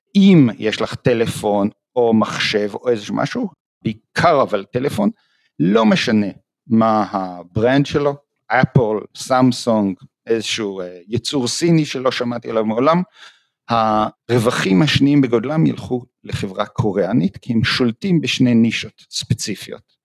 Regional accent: Jerusalem, Jerusalem District, Israel; moved away as an adult; now in Toronto, Canada; אז אני נולדתי בארץ, בירושלים, למדתי בבית ספר הניסויי

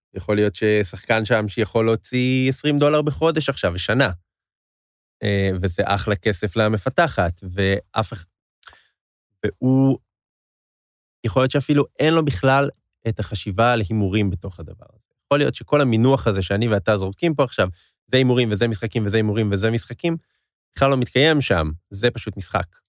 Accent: Israel; אני ואתה, ישראלים

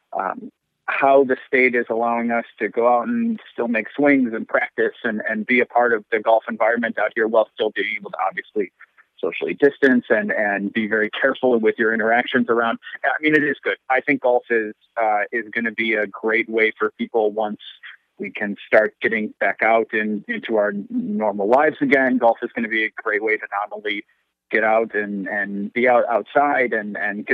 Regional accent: Western New York, United States; I'm originally from Western New York myself

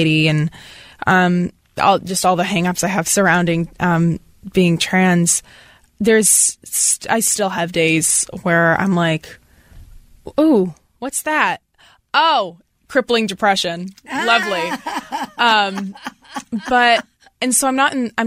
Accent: Portland, Maine, United States; moved away; I'm from Maine.

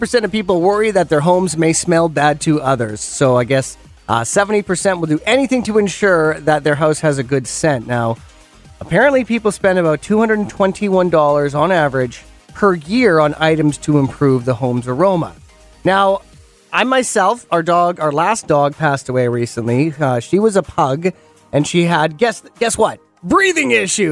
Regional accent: Penticton, British Columbia, Canada; my hometown in Penticton.

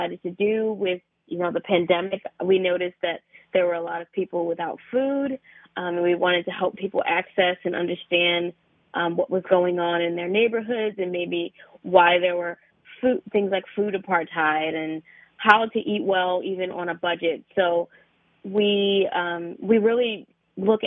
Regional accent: Philadelphia, Pennsylvania, United States; I'm actually from Philadelphia.

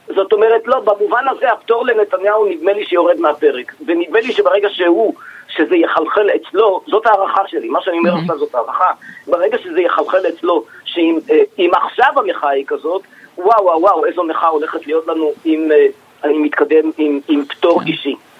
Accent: Israel; אני כאזרח ישראלי

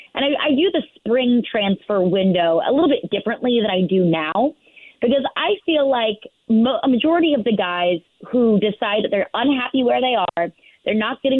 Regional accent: St. Louis, Missouri, United States; I'm from St. Louis. So I can see all of these connections being made there.

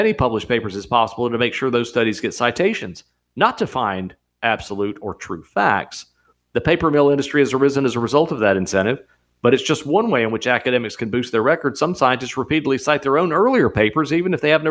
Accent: United States; We're Americans

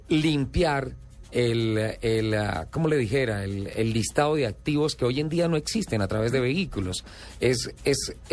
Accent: Tolima, Colombia; yo soy más tolimense que usted.

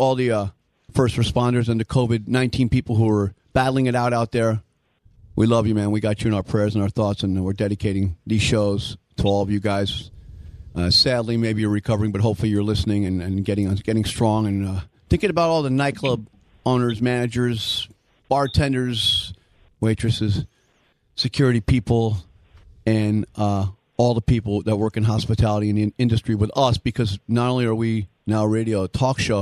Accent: New York, United States; Dino and Ozzy and myself, we all grew up in New York. We're from the New York City and Westchester County suburbs

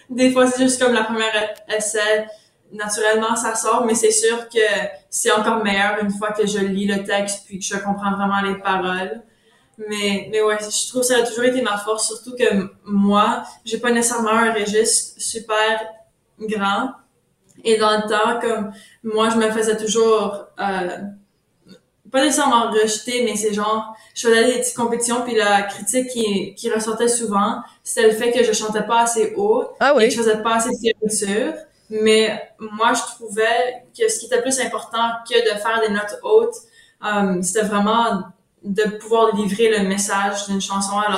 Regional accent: Ontario, Canada; first language French; étant franco-ontarienne, il y a déjà des, des gens qui pensent déjà que je suis anglophone quand je suis vraiment francophone, c'est ma langue maternelle, c'est le français.

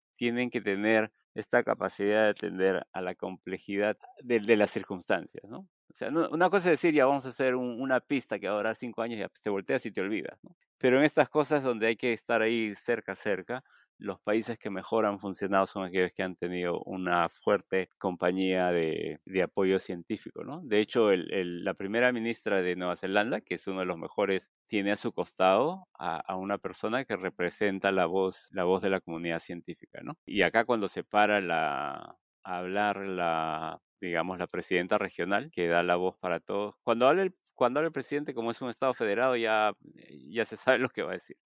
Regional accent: Chimbote, Ancash, Peru; yo soy de Chimbote. Este, yo vivía a pocas cuadras del puerto

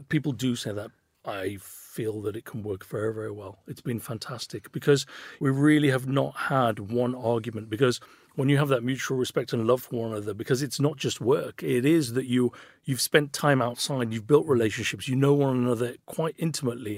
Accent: Birmingham, West Midlands, United Kingdom; I was a kid from Birmingham, grew up in Handsworth

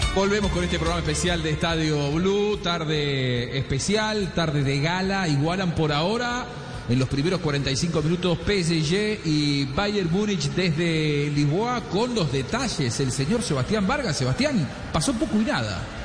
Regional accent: Argentina; lo digo yo como argentino

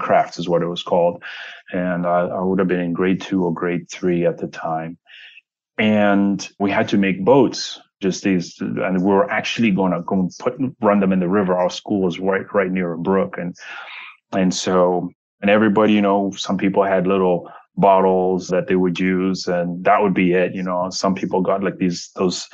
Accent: Zambezi, North-Western Province, Zambia; I come from Zambia, a very remote, poor area of, I should say Zambezi, a very remote, poor area of Zambia, and very rural. At the time, I grew up in a place where there was one car in the entire town.

